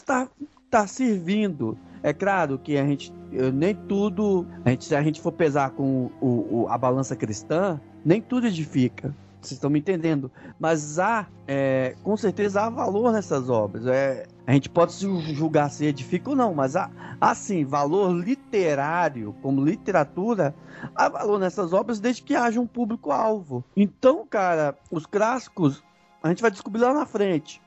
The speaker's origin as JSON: {"language": "Portuguese", "country": "Brazil", "said": "nós somos brasileiros e conhecemos os guetos de nossas cidades"}